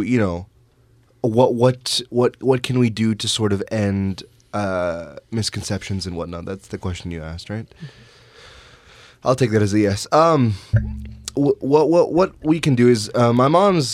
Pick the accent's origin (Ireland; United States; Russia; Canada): Canada; as Canadians